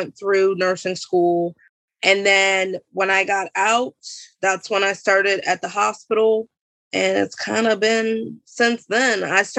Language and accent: English; Columbia, Maryland, United States; now in Aberdeen, United States; Well, I'm now from Aberdeen, but I was from Columbia before.